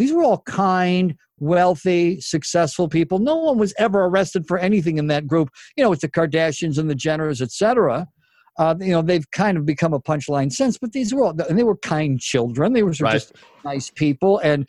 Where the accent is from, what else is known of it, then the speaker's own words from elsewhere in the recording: Elmira, New York, United States; now in Los Angeles, United States; my hometown, Elmira, New York.